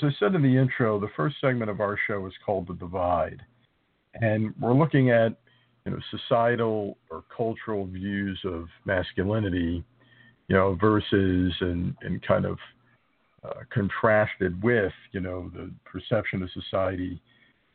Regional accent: New Jersey, United States; another Jersey guy

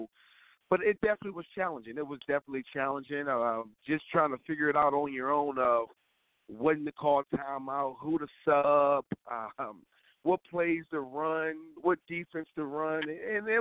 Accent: Philadelphia, Pennsylvania, United States; moved away as an adult; I'm from Philadelphia, born and raised

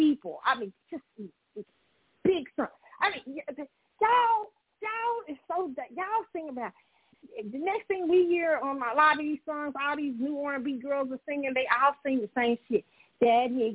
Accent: Kansas City, Missouri, United States; moved away; Every time I come to my hometown, I try to go to the baseball museum.

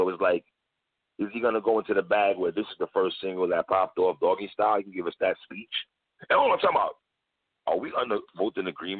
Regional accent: Jamaica; I'm Jamaican

